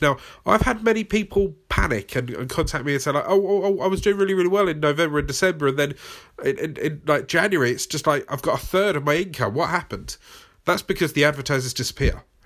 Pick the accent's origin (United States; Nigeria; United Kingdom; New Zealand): United Kingdom; accent: British; my British accent